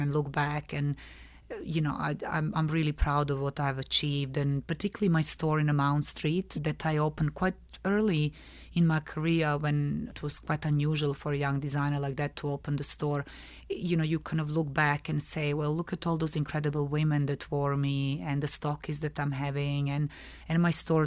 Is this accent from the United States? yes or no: no; Belgrade, Serbia; moved away as an adult; now in London, United Kingdom; I'm originally from Belgrade, from Serbia. Yeah, and that's where I was brought up.